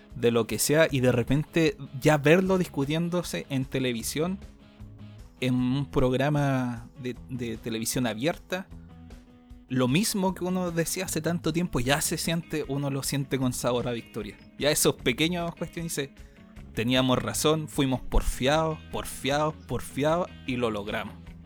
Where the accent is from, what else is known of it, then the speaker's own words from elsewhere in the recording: Chile; hablemos como chileno